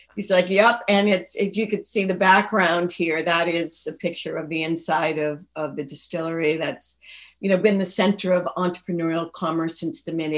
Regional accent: Lynn, Massachusetts, United States; also born or lived in Peabody, Massachusetts; I grew up in Lynn in Peabody.

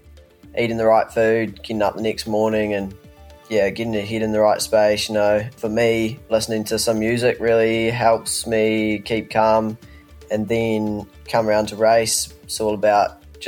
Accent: Alexandra, Otago, New Zealand; my hometown

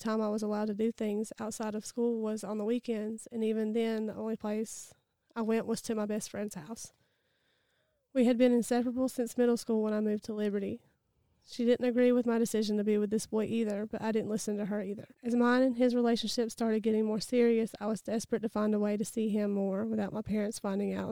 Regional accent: Easley, South Carolina, United States; I was born in Easley, South Carolina. I have been in Pickens County my entire life

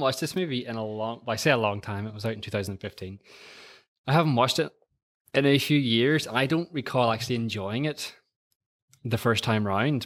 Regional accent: Antrim, Northern Ireland, United Kingdom; I'm, I'm from a little town called Antrim, which is about twenty miles just outside of Belfast

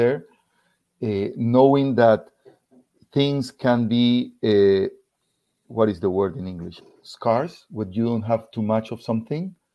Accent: Ecuador; English is a second language; moved away as an adult; now in Florida, United States; We're originally from Ecuador.

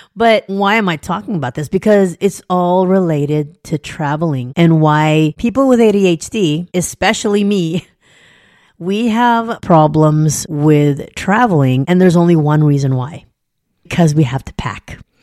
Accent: Southern California, United States; also born or lived in an island (birthplace); I grew up in Southern California. I'm an island girl. I was born on an island

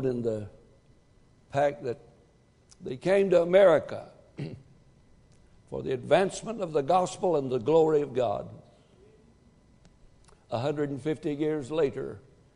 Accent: United States; I'm an American.

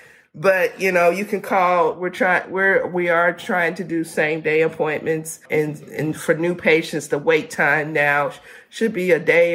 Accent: the South, United States; I'm from the South.

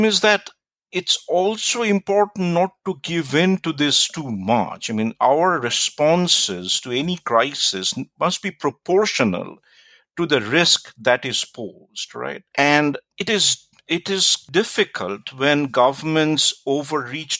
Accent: India; also born or lived in United States; now in New Zealand; I grew up in India, but I lived and worked in the United States for a long time before I moved to New Zealand.

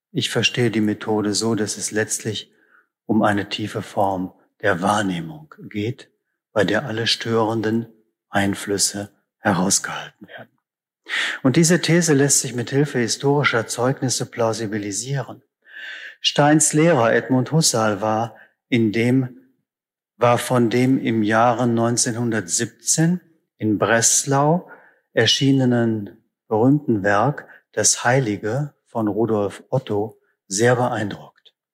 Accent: Northern Germany, Germany; ich komme aus Norddeutschland, da heißt es einfach ganz nüchtern, der Krankenwagen.

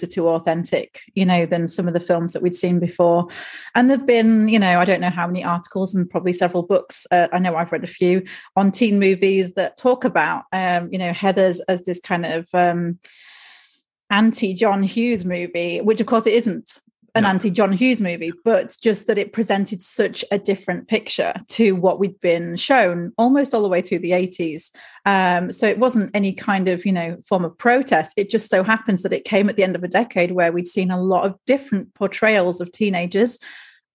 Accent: United Kingdom; I'm a British person. So I, you know, kids don't really speak like that over here

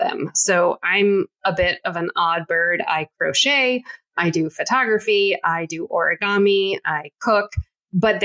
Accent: United States; I am American, but again, first generation American

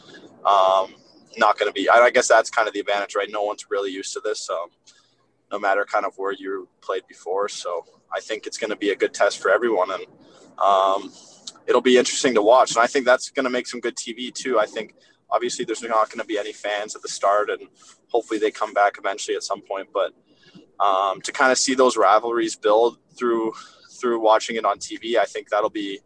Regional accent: Vancouver, British Columbia, Canada; also born or lived in Winnipeg; I'm from Vancouver

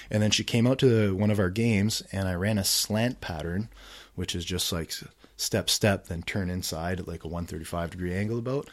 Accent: Ottawa, Ontario, Canada; I grew up here in Ottawa

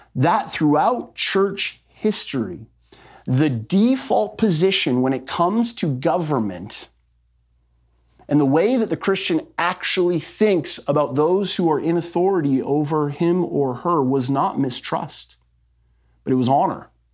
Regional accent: Canada; our rights as Canadian citizens

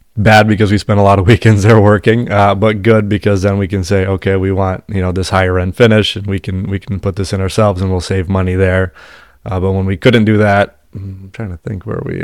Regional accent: Massachusetts, United States; We're from Massachusetts

